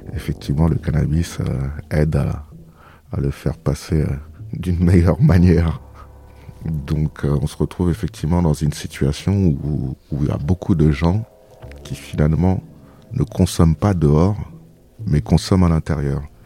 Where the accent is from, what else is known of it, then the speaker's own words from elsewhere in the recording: Ozoir-la-Ferrière, Île-de-France, France; je viens d'Ozoir-la-Ferrière où j'ai grandi en Île-de-France